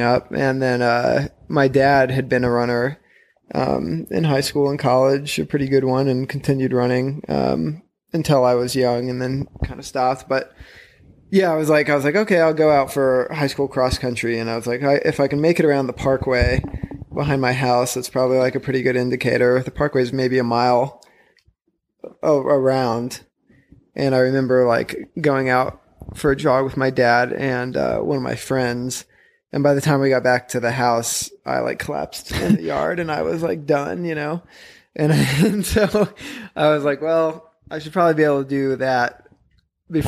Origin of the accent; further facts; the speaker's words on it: Indiana, United States; moved away as an adult; now in Boulder, United States; I come from Indiana. And I was a runner in Indiana, obviously.